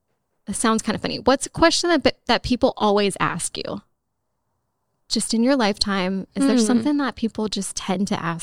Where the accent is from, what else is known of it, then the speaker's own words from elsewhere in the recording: Los Angeles, California, United States; moved away; I am from California.